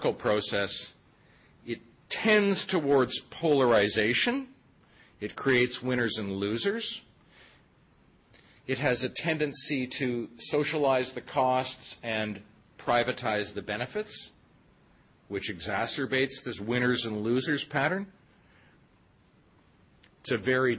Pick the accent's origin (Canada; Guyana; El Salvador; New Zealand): Canada; Toronto, Ontario; I'm from Toronto